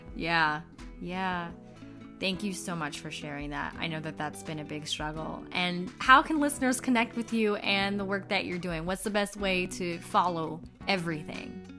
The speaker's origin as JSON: {"language": "English", "town": "Inglewood", "region": "California", "country": "United States", "tie": "born or raised there", "said": "I'm from Inglewood, so mm-hmm. I grew up in the hood"}